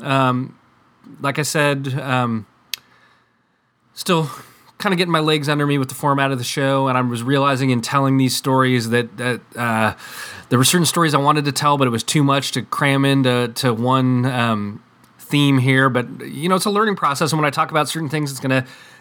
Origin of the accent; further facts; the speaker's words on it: West Coast, United States; I'm from the West Coast here